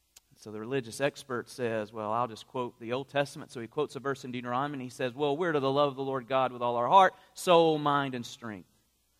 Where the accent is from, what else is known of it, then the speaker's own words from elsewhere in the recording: United States; I was born in the United States of America